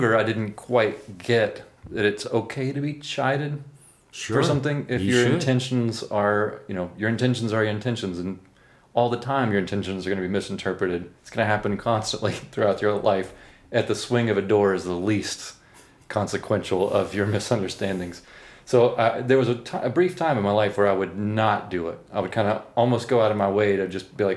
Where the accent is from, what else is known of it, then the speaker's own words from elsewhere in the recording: Memphis, Tennessee, United States; moved away as an adult; also born or lived in New York; I moved from Memphis, Tennessee to New York when I was 18